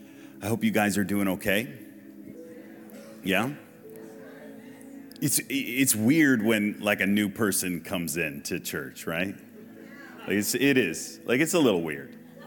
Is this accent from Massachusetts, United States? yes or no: yes; Massachusetts, United States; So, born in Massachusetts and grew up in a Christian household.